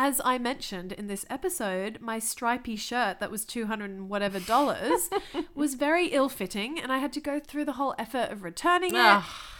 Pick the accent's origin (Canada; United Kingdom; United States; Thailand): Thailand; Thailand is my hometown